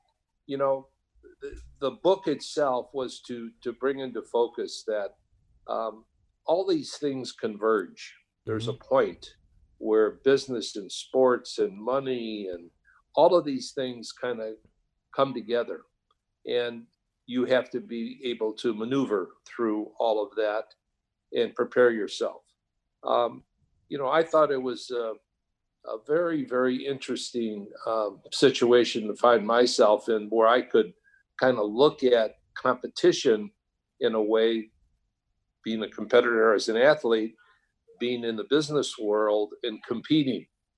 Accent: Illinois, United States; But that was enough for me to transfer to Illinois, back to my home state, in that university.

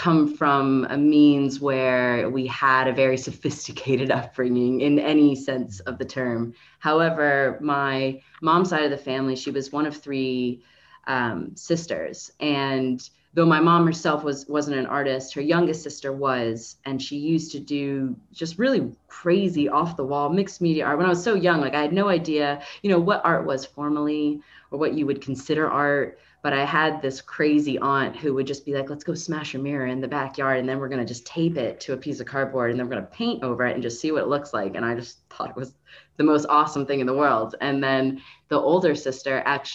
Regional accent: Miami, Florida, United States; moved away; I'm from Miami, Florida originally

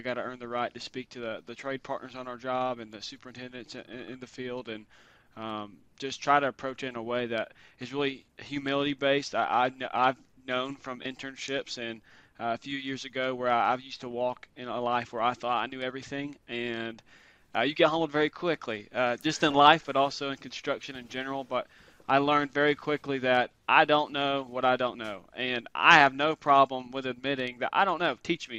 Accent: Birmingham, Alabama, United States; I grew up in Birmingham, Alabama.

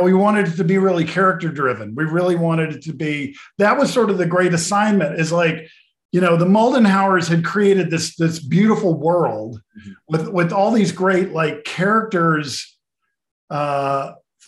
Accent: Arkansas, United States; I'm from Arkansas

